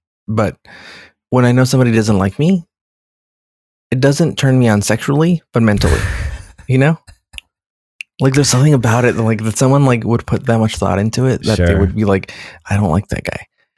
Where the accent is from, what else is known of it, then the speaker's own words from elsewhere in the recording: California, United States; I always think of me as Californian. I'm right. Californian.